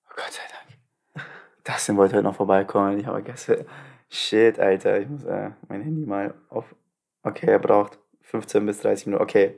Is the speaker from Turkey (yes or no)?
yes; Turkey; moved away; Ich habe meine Heimat gesehen